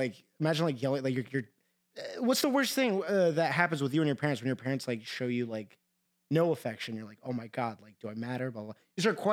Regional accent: Iran; And now people know I'm Persian.

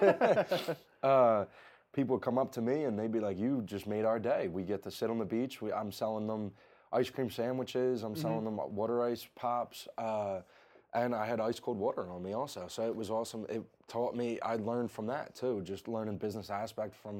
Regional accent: New Jersey, United States; I'm from the South Jersey area

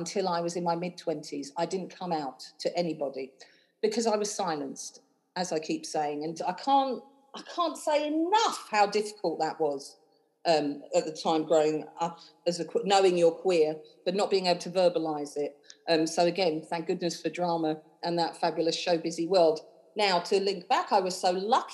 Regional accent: London, United Kingdom; moved away as an adult; now in Edinburgh, United Kingdom; you might hear from my accent, I'm not from Edinburgh. I grew up in London. I was born in Wembley

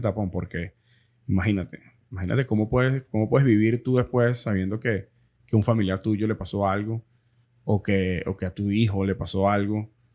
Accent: Venezuela; also born or lived in Miramar / Pembroke Pines / Doral; now in Miami, United States; nosotros como venezolanos

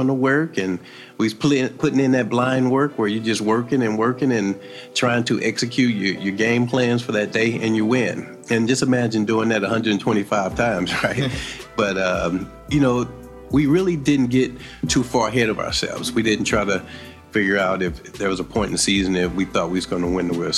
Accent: East St. Louis, Illinois, United States; Born and raised in East St. Louis, Illinois

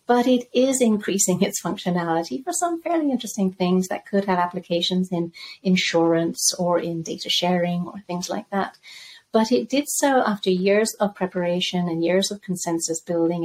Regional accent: Zambia; moved away; also born or lived in Spain / London; I grew up in Zambia

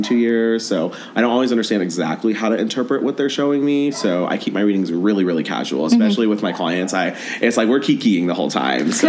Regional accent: Denver, Colorado, United States; moved away as an adult; now in Los Angeles, United States; I'm originally from Denver, but now I live in LA. I moved there earlier this year

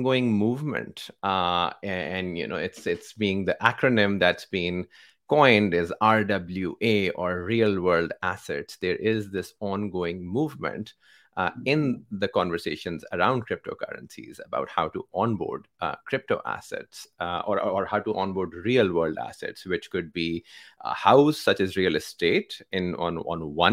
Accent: Pakistan; I come from Pakistan, where bulk of our economy is undocumented

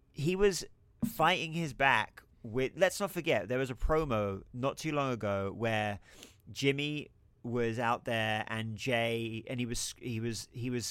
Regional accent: England, United Kingdom; I'm English

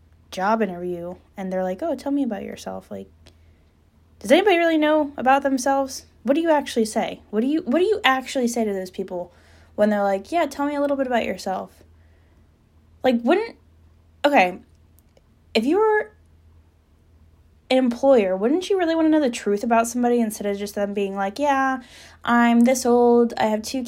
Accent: Trenton, New Jersey, United States; now in Cape May County, United States; I'm 23, I'm really originally from Trenton, New Jersey, but now I live in Cape May County.

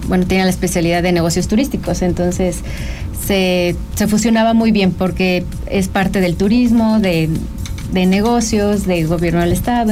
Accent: San Luis Potosí, Mexico; San Luis Potosí, que es donde, de donde yo soy originaria

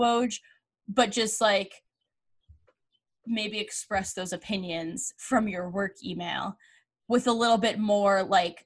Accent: Boston, Massachusetts, United States; I'm from Boston.

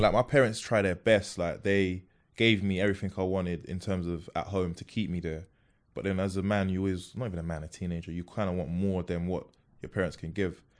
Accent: London, United Kingdom; also born or lived in Peckham; born in Peckham, then I moved from Peckham to Bermondsey

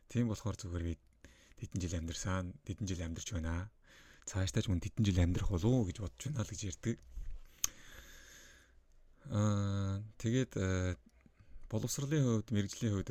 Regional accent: Mongolia; first language Mongolian; Монгол э, хэлийг бол би миний төрөлх хэл учраас маш сайн төгс эзэмшиж боддог.

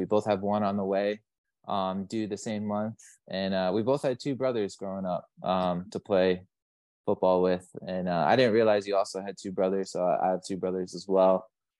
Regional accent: Long Island, New York, United States; I just remember growing up on Long Island, going to my dad and then going to my grandpa's house in Queens.

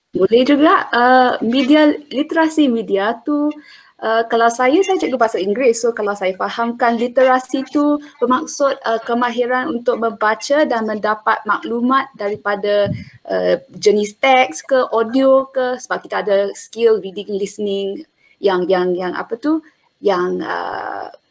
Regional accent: Selangor, Malaysia; Saya orang Selangor dan kini uh, berada di Selangor.

